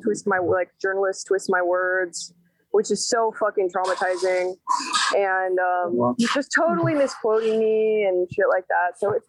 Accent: Oakland, California, United States; also born or lived in Sacramento; I guess I consider Oakland and Sacramento to be my hometown, because I moved around a lot growing up

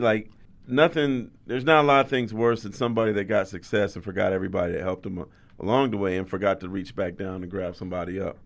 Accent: San Jose, California, United States; also born or lived in Louisiana; I grew up in San Jose

